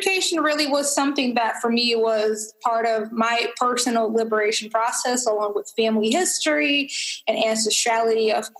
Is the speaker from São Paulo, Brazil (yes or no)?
no; Rio de Janeiro, Brazil; now in United States; I was born in Rio de Janeiro, Brazil. I was born and raised there.